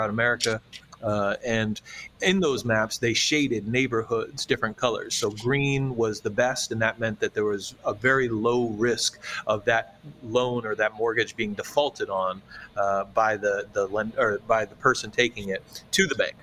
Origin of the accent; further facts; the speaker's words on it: Charlottesville, Virginia, United States; my hometown of Charlottesville, Virginia